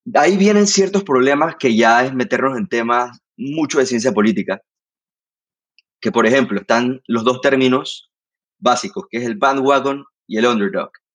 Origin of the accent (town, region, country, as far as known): Panama